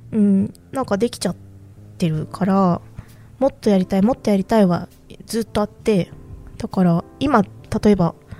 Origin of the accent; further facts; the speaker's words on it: Fukuoka, Japan; moved away; もともともともと福岡出身だから